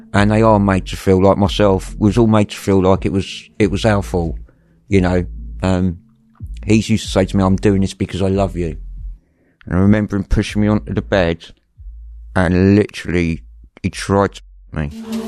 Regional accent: London, United Kingdom; I was brought up in West London

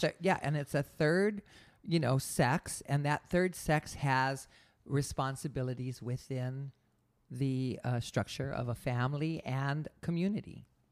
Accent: Hawaii, United States; now in San Diego, United States; I grew up in Hawaii

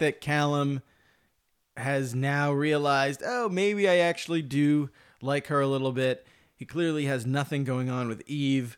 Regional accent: United States; as an American

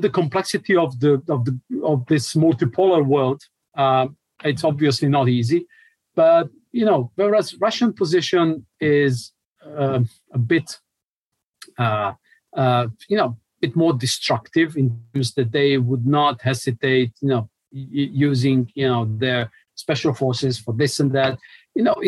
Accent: Montenegro; I come from Montenegro

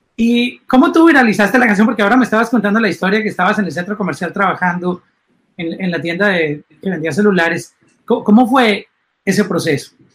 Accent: Colombia; mi país, en Colombia

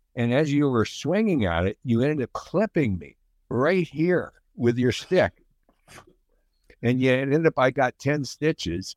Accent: Speers, Saskatchewan, Canada; It was north of Saskatoon, east of North Battleford, a little place called Spears, Saskatchewan

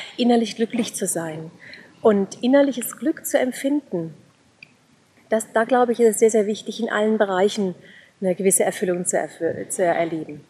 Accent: Offenbach am Main, Hesse, Germany; now in Bavaria, Germany; ich komme ursprünglich aus Offenbach

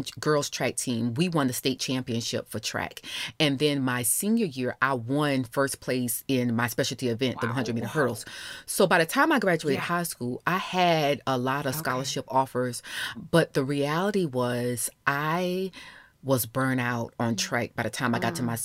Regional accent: Orangeburg, South Carolina, United States; moved away; also born or lived in Alabama; I'm from a small rural town of Orangeburg, South Carolina, so I'm a Carolina girl.

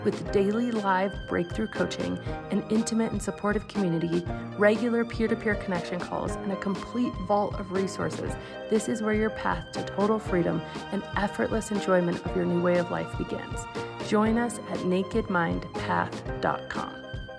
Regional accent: Aspen, Colorado, United States; I grew up in Aspen, Colorado

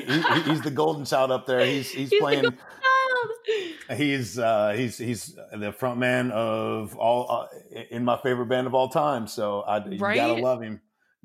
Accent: Statesville, North Carolina, United States; I grew up in Statesville, and we also have a Dogwood Festival.

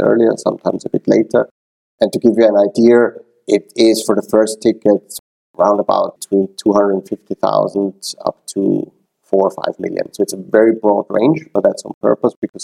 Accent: Vienna, Austria; moved away as an adult; also born or lived in Tel Aviv / London; now in Switzerland; I am originally from Vienna

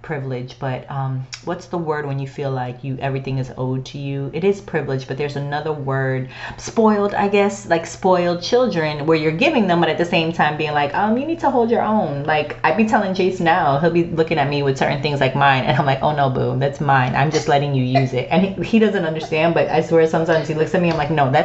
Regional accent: Florida, United States; also born or lived in the Bronx, New York; I didn't grow up in the Bronx. I was born in the Bronx. I left when I was 4. I'm really a Floridian.

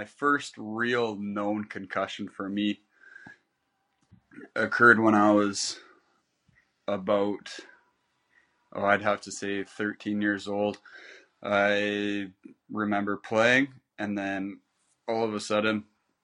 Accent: Canada; being Canadian, I started playing ice hockey when I was about 4 years old until 17

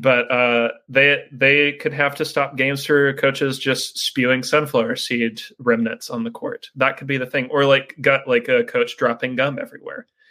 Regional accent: the South, United States; growing up in the South

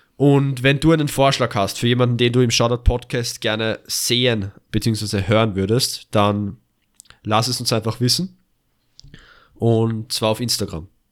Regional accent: Austria; also born or lived in Vienna; Noch dazu sind wir Österreicher

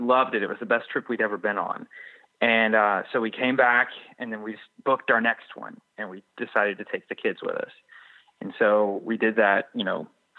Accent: Georgia, United States; I'm from Georgia

